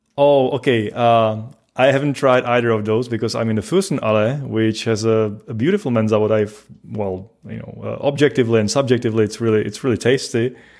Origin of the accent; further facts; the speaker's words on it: Czechia; moved away as an adult; also born or lived in Pilsen, Czech Republic; now in Paderborn, Germany; I originally come from from the Czech Republic, which is the, the next country on the east from Germany.